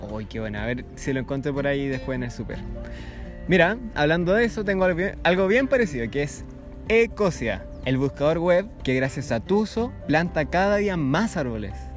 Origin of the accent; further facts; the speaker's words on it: Chile; como sociedad chilena